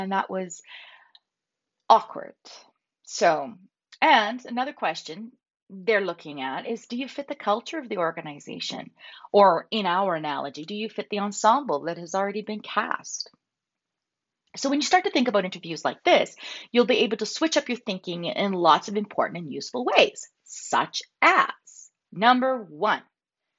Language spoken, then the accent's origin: English; Calgary, Alberta, Canada; I'm from Calgary.